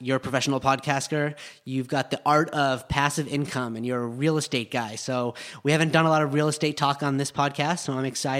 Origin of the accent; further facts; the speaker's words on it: Park City, Utah, United States; now in Los Angeles, United States; I live in Los Angeles. I grew up in Park City, though.